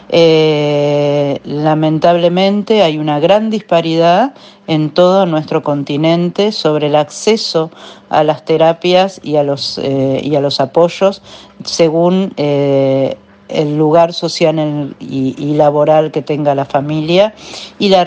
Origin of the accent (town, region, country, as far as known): Argentina